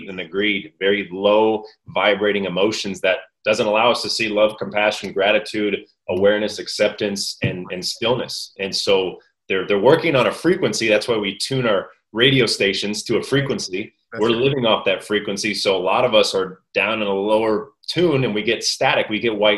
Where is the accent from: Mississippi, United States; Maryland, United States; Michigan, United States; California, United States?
California, United States; Orange County, Southern; also born or lived in Mexico; I'm Orange County, born and raised in Southern California